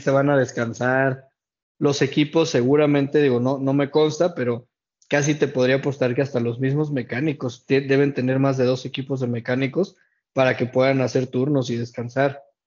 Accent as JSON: {"language": "Spanish", "country": "Mexico", "said": "como aficionado mexicano"}